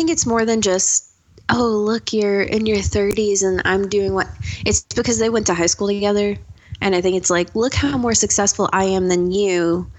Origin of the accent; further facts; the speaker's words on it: Kentucky, United States; I'm from a really small town in Kentucky, so pretty much everybody knows everyone.